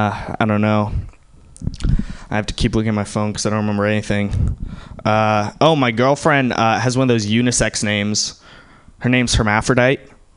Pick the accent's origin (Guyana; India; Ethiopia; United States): India; I'm Indian.